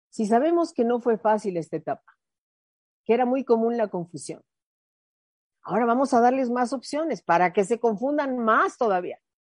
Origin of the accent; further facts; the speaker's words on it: Mexico; mi mexicana